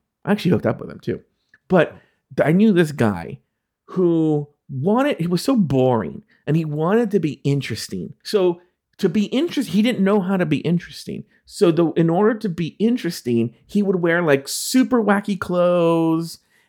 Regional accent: Brooklyn, New York, United States; I'm from Brooklyn. I think it's cool.

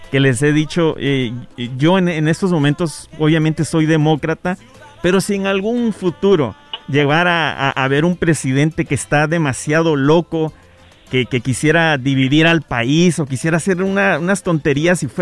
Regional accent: Guatemala; Yo soy de Guatemala y por eso es de que siempre me he preguntado acerca de los cubanos, ¿me entiendes?

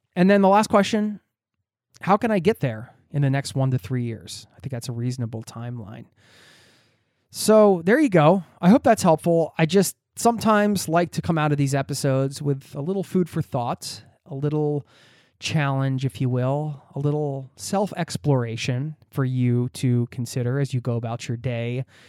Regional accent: United States; moved away as an adult; now in Norway; my home country of the U S

